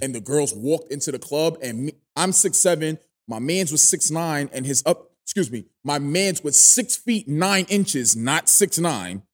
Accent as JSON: {"language": "English", "town": "New York City", "region": "New York", "country": "United States", "said": "I'm from Flatbush, Brooklyn"}